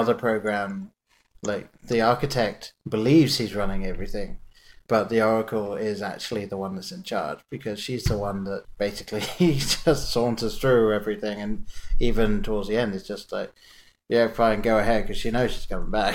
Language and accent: English; England, United Kingdom; growing up in England, I lived in a very small town